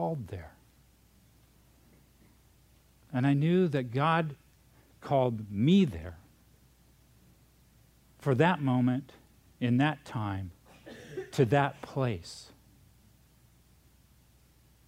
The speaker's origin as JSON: {"language": "English", "region": "South Dakota", "country": "United States", "tie": "born or raised there", "also_born_or_lived": "Minnesota / California", "moved": "yes", "said": "I'm from California, but I was born in Minnesota, raised in South Dakota."}